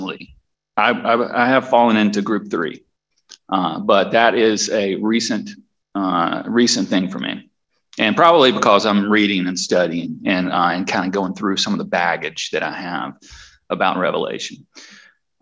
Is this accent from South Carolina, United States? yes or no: yes; Spartanburg, South Carolina, United States; I grew up in Spartanburg, South Carolina